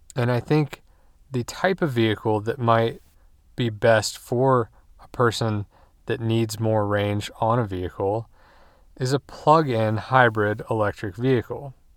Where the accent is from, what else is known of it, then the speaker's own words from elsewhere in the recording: United States; we as American drivers